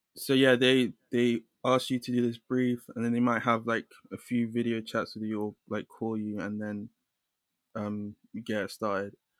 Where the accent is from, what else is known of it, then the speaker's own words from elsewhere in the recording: London, United Kingdom; I'm from London. I grew up in London.